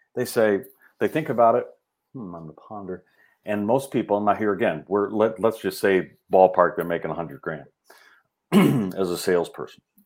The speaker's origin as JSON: {"language": "English", "town": "Rolling Meadows", "region": "Illinois", "country": "United States", "tie": "born or raised there", "said": "I grew up in Rolling Meadows"}